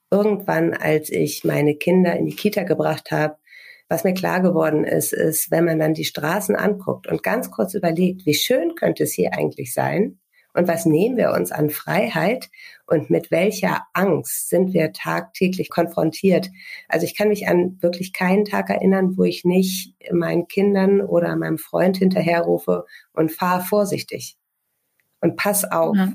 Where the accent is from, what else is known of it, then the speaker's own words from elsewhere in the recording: Lower Saxony, Germany; wir sind äh, in Niedersachsen in einer Kleinstadt aufgewachsen